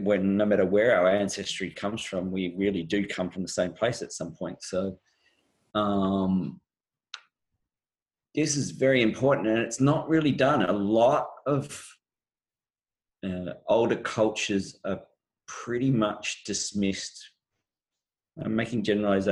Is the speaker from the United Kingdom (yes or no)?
no; Australia; I was born in Australia, but my background is my mother came from Canada